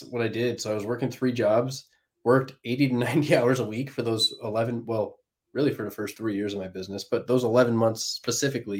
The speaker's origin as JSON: {"language": "English", "town": "Plymouth", "region": "Michigan", "country": "United States", "tie": "born or raised there", "said": "Plymouth, Michigan, beautiful little place, Hallmark town"}